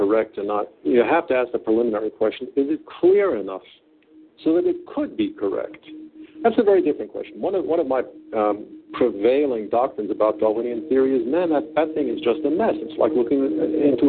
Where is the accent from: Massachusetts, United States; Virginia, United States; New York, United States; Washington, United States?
New York, United States; moved away as an adult; also born or lived in California; now in Paris, France; I was born in New York. Yes. Spent 31 years in Manhattan